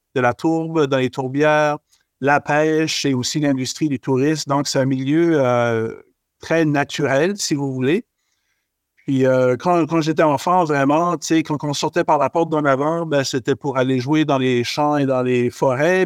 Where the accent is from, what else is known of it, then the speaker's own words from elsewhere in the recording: Acadian Peninsula, New Brunswick, Canada; je suis originaire du Nouveau-Brunswick. Euh, j'ai grandi dans une petite municipalité qui s'appelle euh, euh c'est situé dans la péninsule acadienne